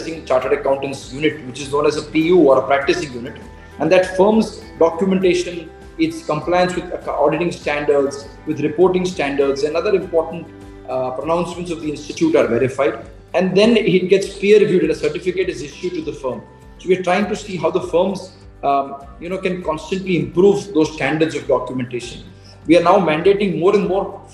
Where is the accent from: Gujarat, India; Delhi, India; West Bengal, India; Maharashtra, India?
Gujarat, India; I come from Gujarat